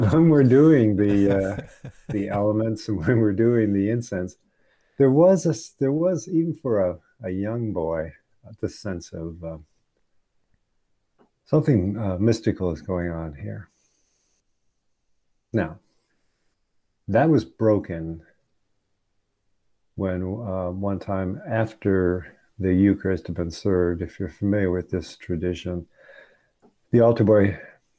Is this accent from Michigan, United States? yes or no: yes; Michigan, United States; moved away; I grew up in the Episcopal Church, USA, from the late great state of Michigan